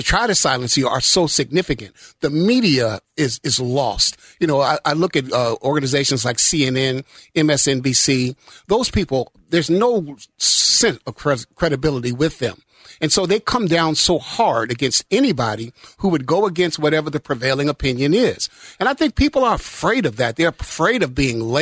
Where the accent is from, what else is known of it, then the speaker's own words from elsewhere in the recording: Chicago, Illinois, United States; also born or lived in Mississippi; I was born in Mississippi. And I've watched, and I grew up in Chicago, you know, during the 70s